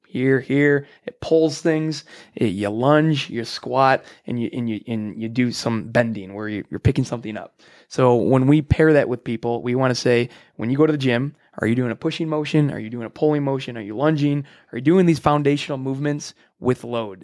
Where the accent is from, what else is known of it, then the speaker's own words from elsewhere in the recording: Frankfort, Illinois, United States; I grew up in Frankfort, Illinois, so right here in the hometown.